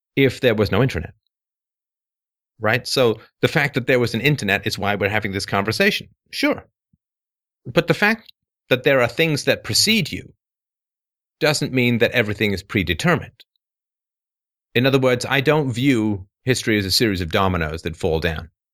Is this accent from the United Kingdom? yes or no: yes; England, United Kingdom; moved away; I grew up in England